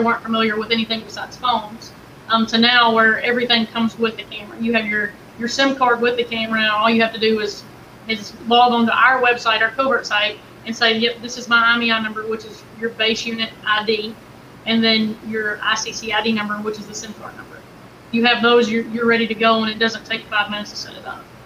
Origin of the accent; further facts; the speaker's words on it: Kentucky, United States; I'm from Kentucky.